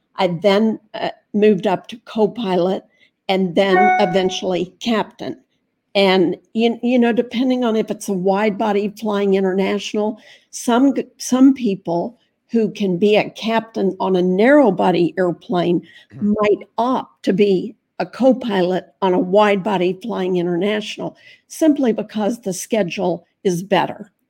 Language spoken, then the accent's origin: English; Fort Myers, Florida, United States; I was raised in Fort Myers